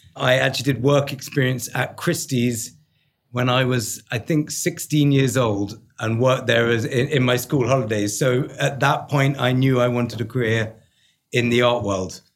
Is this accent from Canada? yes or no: no; London, United Kingdom; accent: English; moved away as an adult; also born or lived in New York; I am London born and bred, so I'm a quintessential Englishman